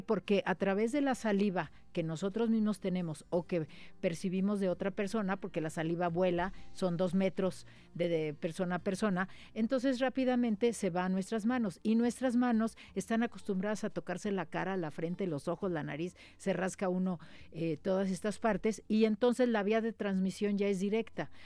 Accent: Mexico; Nosotros en México

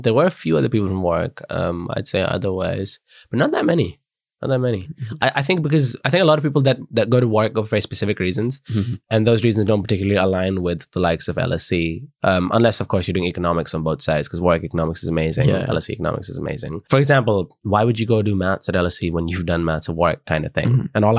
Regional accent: Delhi, India; also born or lived in Leamington Spa, United Kingdom; now in London, United Kingdom; obviously, I come from Delhi, which is a big city, fair enough. But that's where I grew up. I knew the city. I know the people. And I've lived there as a kid.

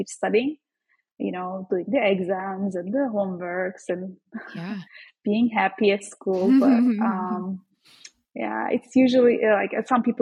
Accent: Turkey; moved away as an adult; now in United States; I am actually Turkish. I am from Turkey, so I studied there.

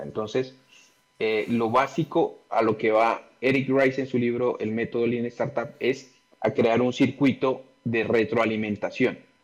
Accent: Pasto, Nariño, Colombia; yo nací en Pasto y vivo acá en Pasto, una ciudad al sur de Colombia

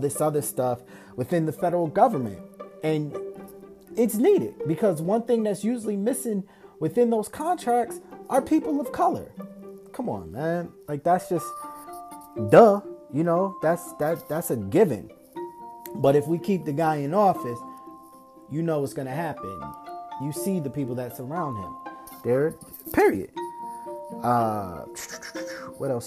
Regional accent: Springfield, Massachusetts, United States; my hometown, Springfield, Massachusetts

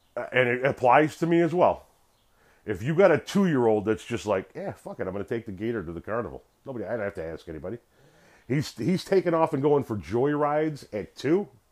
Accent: Chicago, Illinois, United States; we're Italians from Chicago

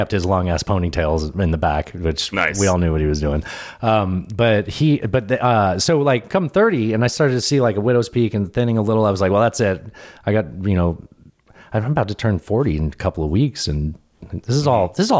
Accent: San Diego, California, United States; moved away; I grew up in San Diego. It's a Navy town

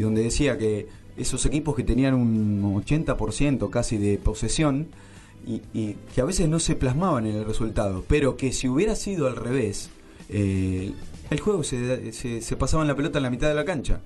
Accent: Argentina; Nos han robado como argentinos

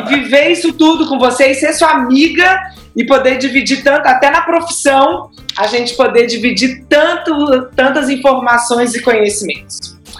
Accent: Florianópolis, Santa Catarina, Brazil; moved away as an adult; now in Belo Horizonte, Brazil; eu sou de Florianópolis

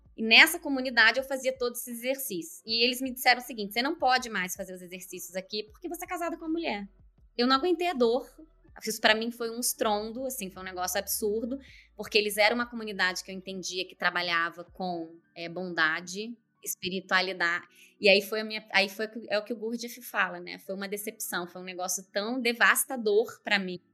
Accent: Nova Friburgo, Rio de Janeiro, Brazil; also born or lived in Curitiba / Joinville; now in Vancouver, Canada; Eu tô hoje eu tô aqui em Nova Friburgo, região é, serrana do Rio de Janeiro. Eu nasci aqui nessa cidade, estou na casa da minha mãe

